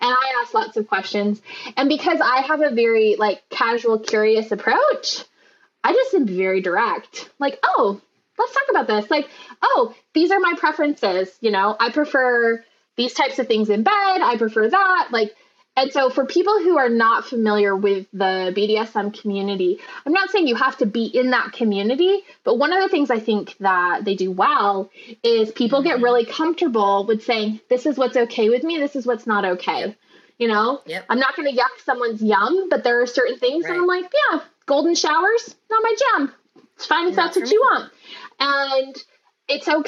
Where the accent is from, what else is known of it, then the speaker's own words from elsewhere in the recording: Utah, United States; I am from Utah, where we have terrible sex ed